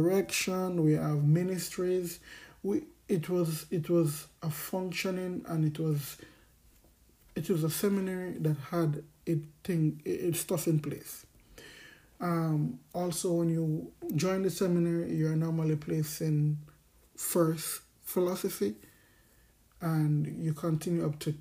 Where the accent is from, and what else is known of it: Jamaica; born or raised there; also born or lived in Dominican Republic